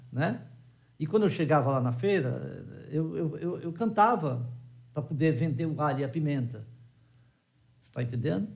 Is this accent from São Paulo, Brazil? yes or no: no; Ceará, Brazil; eu sou cearense